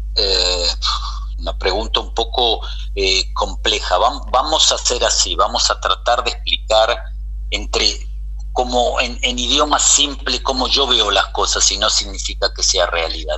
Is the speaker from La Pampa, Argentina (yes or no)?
no; Buenos Aires, Argentina; moved away as an adult; now in Israel; Nací, nací, soy porteño, nací en Buenos Aires